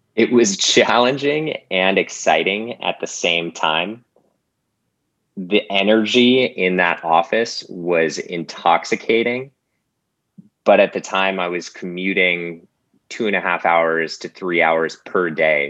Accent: Boulder, Colorado, United States; moved away as an adult; now in Los Angeles, United States; I grew up in Boulder, Colorado, uh, and made my way here to LA.

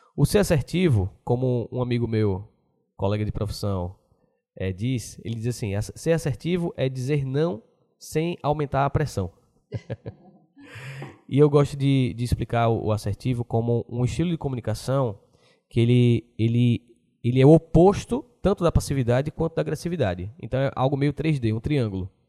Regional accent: Aracaju, Sergipe, Brazil; a gente de Aracaju

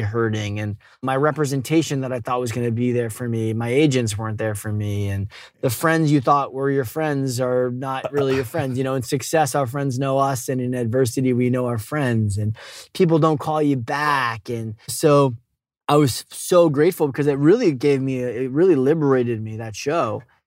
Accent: Boston, Massachusetts, United States; I grew up in Boston, but we had a, a little summer house in upstate New York

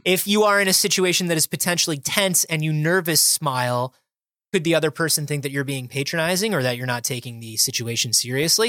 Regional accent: United States

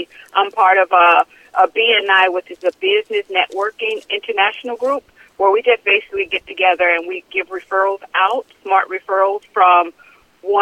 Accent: St. Louis, Missouri, United States; I'm originally from St. Louis, Missouri

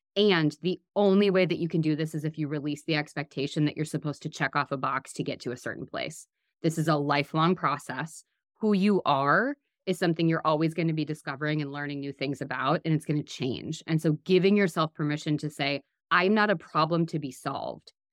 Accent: Midwest, United States; I'm from the Midwest

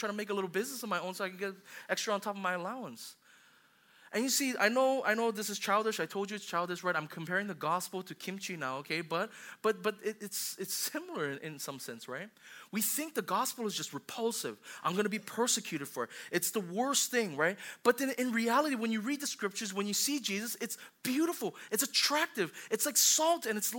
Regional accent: Hawaii, United States; I grew up in Hawaii

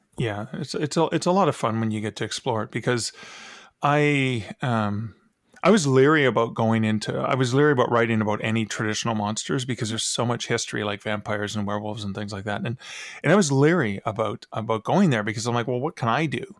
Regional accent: Canada; I'm from Canada

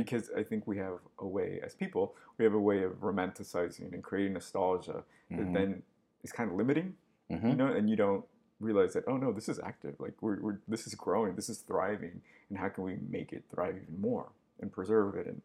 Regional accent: Los Angeles, California, United States; moved away as an adult; now in New York, United States; I'm from LA. Mm-hmm. I came here when I was 19.

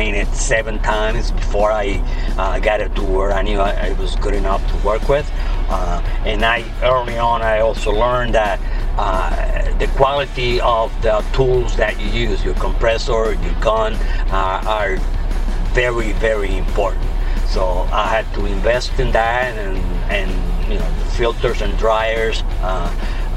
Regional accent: Puerto Rico; moved away as an adult; now in Texas, United States; I am originally born and raised in Puerto Rico, USA. I was born and raised there, and at 19, 18 years old, I joined the Army

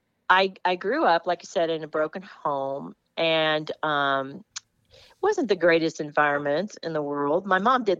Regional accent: Los Angeles, California, United States; I grew up in Los Angeles.

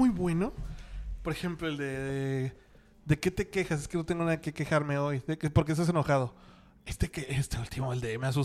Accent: Mexico; Somos los mexicanos somos eh, estamos compitiendo contra Brasil en cuanto a memes en el mundo

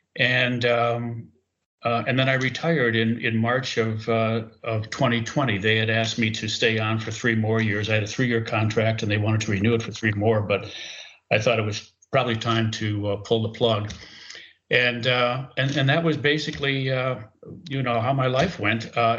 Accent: Green Bay, Wisconsin, United States; also born or lived in De Pere, Wisconsin; I am a born and raised Packer fan, born and raised in Green Bay. I grew up on the east side of Green Bay on Eliza Street between Webster and Monroe. And I spent the first 12 years of my life there. And then my family moved to De Pere, about 5 miles down the road. And we lived in East De Pere.

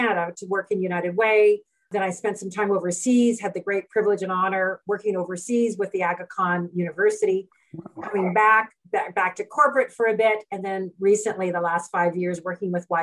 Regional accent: Edmonton, Alberta, Canada; now in Calgary, Canada; I was born and raised in Edmonton.

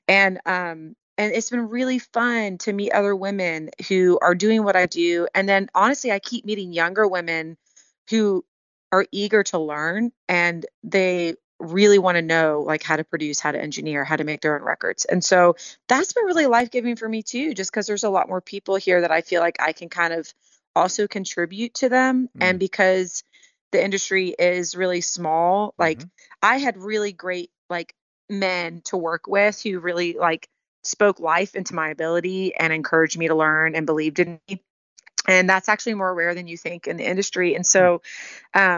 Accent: Houston, Texas, United States; moved away as an adult; also born or lived in Colorado / Long Beach, California; now in Nashville, United States; I grew up in Houston, born and raised, hmm. 18 hmm. years, and then I lived in Colorado for pretty much the next 18 years

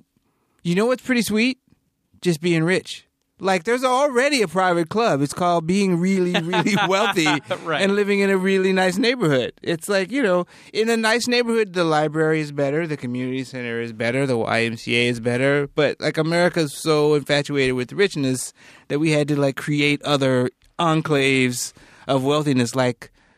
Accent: North Carolina, United States; When I was growing up in North Carolina

